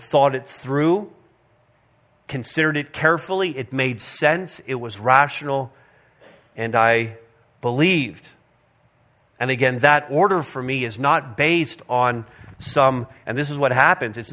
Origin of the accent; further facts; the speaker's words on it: Montreal, Quebec, Canada; moved away; We all grew up in Montreal North together, all within a few blocks of one another.